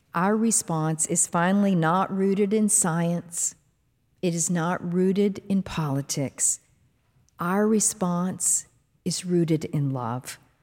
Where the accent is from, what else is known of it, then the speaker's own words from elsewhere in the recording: Dallas–Fort Worth area, Texas, United States; D F W Airport, near the home where I grew up